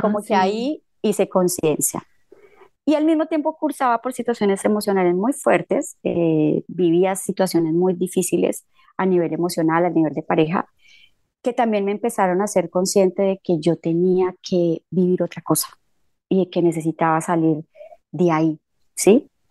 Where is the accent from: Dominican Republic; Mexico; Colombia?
Colombia; Líbano, Tolima; moved away as an adult; also born or lived in Buenos Aires, Argentina / Uruguay; mi pueblo es fundado por eh, eh, una persona que fue quien trajo el primer encuentro espírita al, Líbano